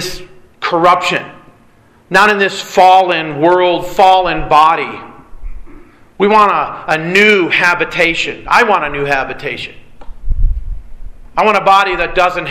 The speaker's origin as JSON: {"language": "English", "region": "Michigan", "country": "United States", "tie": "born or raised there", "also_born_or_lived": "California", "moved": "yes", "said": "I grew up in Michigan, dealing with tornadoes"}